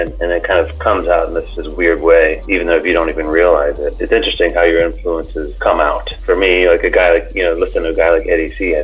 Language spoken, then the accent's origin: English; Florida, United States; growing up in Florida